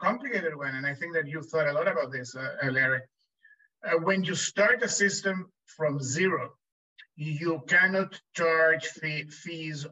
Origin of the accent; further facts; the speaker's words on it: Chile; moved away as an adult; now in United States; When I was growing up in Chile